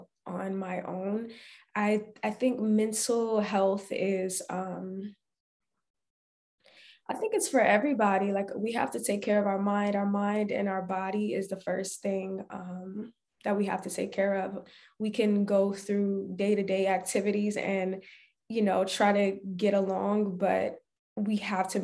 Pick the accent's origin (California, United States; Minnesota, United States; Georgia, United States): Georgia, United States; Barnesville; I was born and raised in a really small town in Barnesville, Georgia.